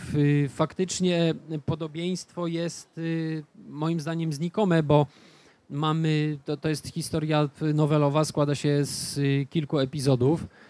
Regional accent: Stargard, West Pomeranian Voivodeship, Poland; w mieście, w którym się wychowywałem, w Stargardzie

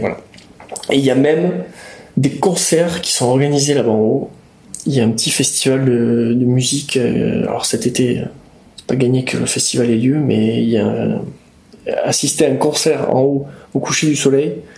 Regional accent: Basque Country, Nouvelle-Aquitaine, France; quand on vient du Pays Basque

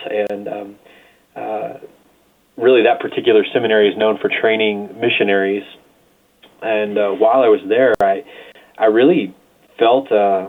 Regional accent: the Bible Belt, United States; And I grew up more in the Bible Belt where there are large churches on every corner in the United States

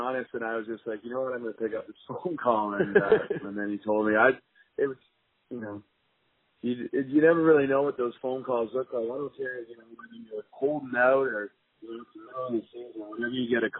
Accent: Philadelphia, Pennsylvania, United States; So I'm, this is my hometown, and, you know, I love Philly sports and love cheering for the Eagles on Sunday.

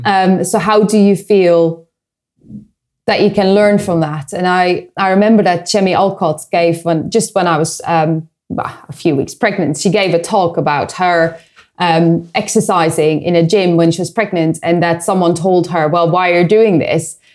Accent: Netherlands; moved away; I come from the Netherlands

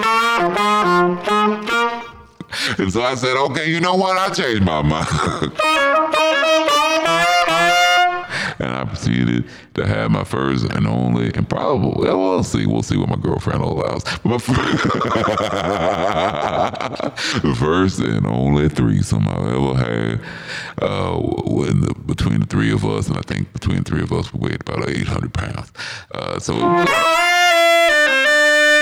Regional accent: Oregon, United States; moved away; I had to go back to a little town in Oregon. A little sleepy little town

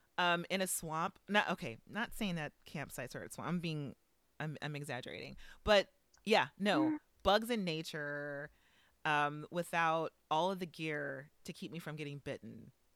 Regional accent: the South, United States; everyone thinks that because I'm from the South, that I'm a nature boy.

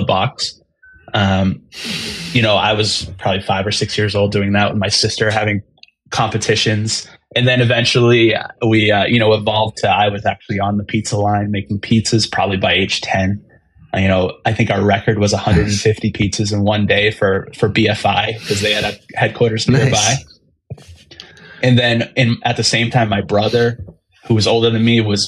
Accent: Easton, Massachusetts, United States; I grew up in Easton, Massachusetts, about 35, 40 minutes south of Boston

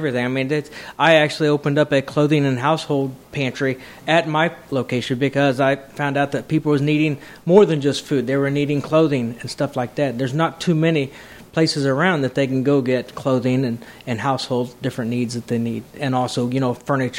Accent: Danville, Indiana, United States; Right here in Danville, Indiana.

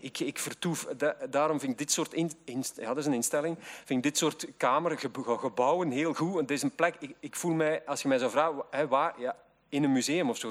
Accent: Zwijnaarde, Flanders, Belgium; ik kom uit Zwijnaarden, een, een randgemeente van Gent

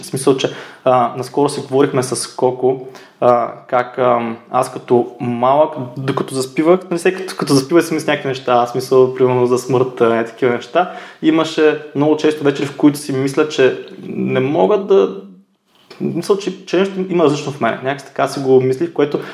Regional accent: Yambol, Yambol Province, Bulgaria; moved away; also born or lived in Varna / Sofia; аз съм от Ямбол

